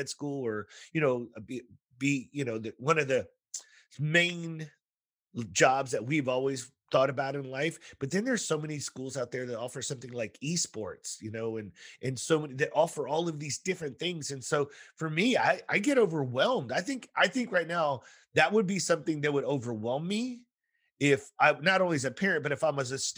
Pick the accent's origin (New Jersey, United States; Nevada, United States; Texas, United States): Texas, United States; I'm from Texas.